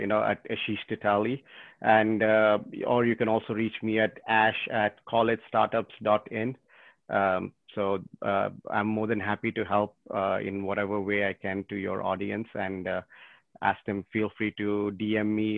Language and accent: English; Botswana; moved away; also born or lived in India; was born in India, but I grew up most of my time in Botswana.